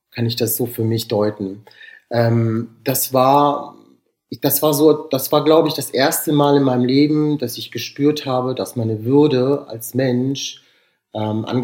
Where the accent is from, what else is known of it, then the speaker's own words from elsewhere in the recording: Rüsselsheim, Hesse, Germany; born there; also born or lived in Southern Europe; Bei mir ist das äh, ja so eine quere, so eine quere Reise durch ganz Europa, würde ich sagen. Also zumindest Südeuropa. Also es war so, ähm, ich bin 1978 in Rüsselsheim geboren.